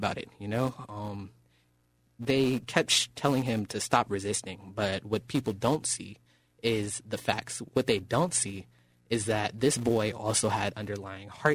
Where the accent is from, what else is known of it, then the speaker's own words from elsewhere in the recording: Oakland, California, United States; now in Rancho Cordova, United States; born and raised in Oakland, California